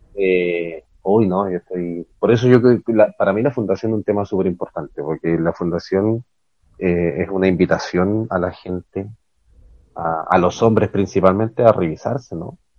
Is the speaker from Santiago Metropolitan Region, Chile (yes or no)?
no; Calama, Antofagasta, Chile; moved away as an adult; also born or lived in Ecuador; Nosotros crecimos en Calama, o sea, nací en otra ciudad, pero nuestra infancia fue en Calama, al norte de Chile